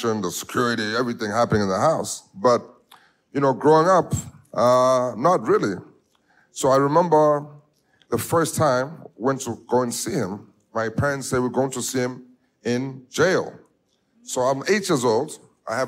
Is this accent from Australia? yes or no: no; Johannesburg, Gauteng, South Africa; I was born in Soweto, in the hood, in the ghetto of South Africa, Johannesburg